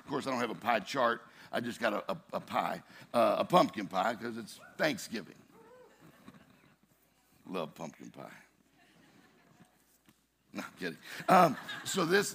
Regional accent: Mississippi, United States; I'm from Mississippi

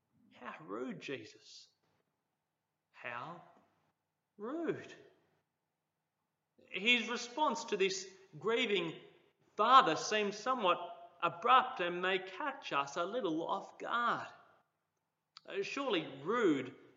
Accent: Cooma, New South Wales, Australia; when I was growing up in Cooma.

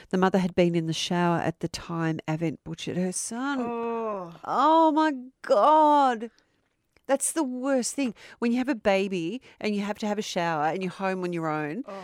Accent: Melton, Victoria, Australia; as I was growing up in Melton in 1994.

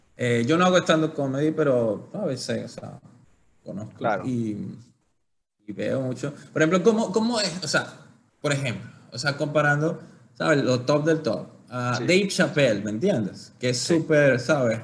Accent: Venezuela; moved away; nosotros somos criados y crecidos en, Latinoamérica, Venezuela

